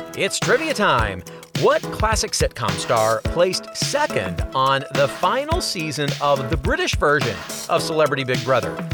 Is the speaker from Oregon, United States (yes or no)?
no; New York City, New York, United States; I'm from Queens